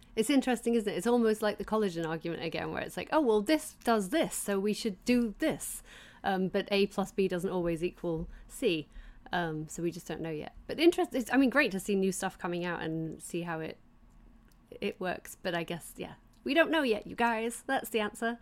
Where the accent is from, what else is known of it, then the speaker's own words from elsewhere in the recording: England, United Kingdom; I grew up in England